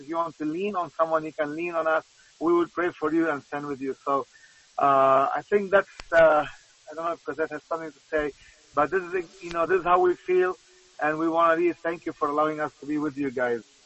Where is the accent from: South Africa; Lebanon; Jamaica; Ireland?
Lebanon; I'm from Lebanon